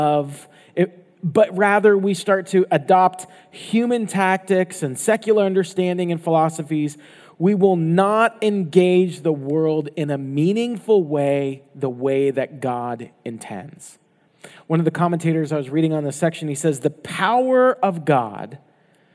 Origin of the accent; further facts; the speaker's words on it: Florida, United States; moved away; I grew up in Florida